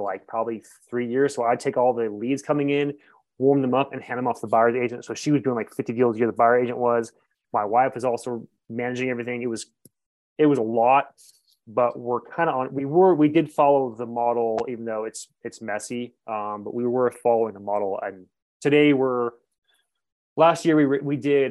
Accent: Northern California, United States; moved away as an adult; now in Montrose, United States; I'm from Northern California

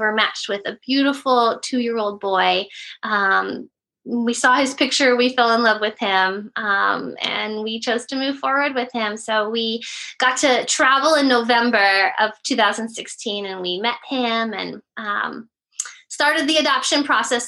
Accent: California, United States; I've lived in California my whole life, kind of all up and down California

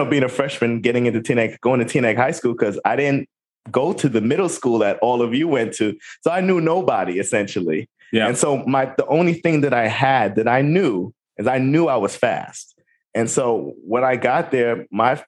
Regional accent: U.S. Virgin Islands; moved away; also born or lived in New Jersey; I lived in the U.S. Virgin Islands. I grew up on St. Croix

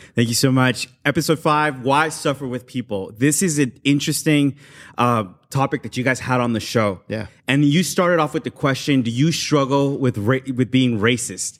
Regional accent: Los Angeles, California, United States; growing up in South

